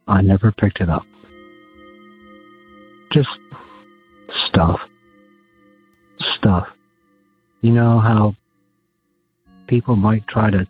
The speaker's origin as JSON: {"language": "English", "town": "Gladwyne", "region": "Pennsylvania", "country": "United States", "tie": "born or raised there", "said": "I grew up in Gladwin, Pennsylvania, which is outside of Philadelphia"}